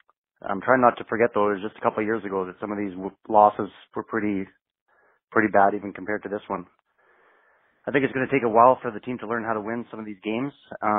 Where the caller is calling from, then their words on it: Saskatchewan, Canada; Hey, Bears Bros. … I'm calling you from Saskatchewan, Canada.